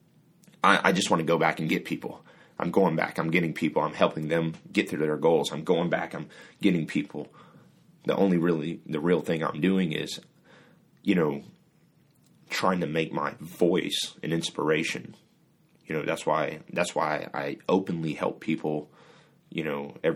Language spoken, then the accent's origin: English; Singapore; also born or lived in Kansas, United States; now in United States; I'm originally from Singapore. I was born in Singapore.